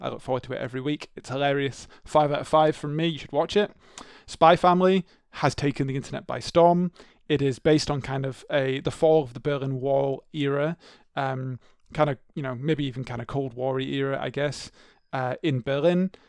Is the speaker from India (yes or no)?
no; England, United Kingdom; growing up in the English schooling system, we were not taught about the Troubles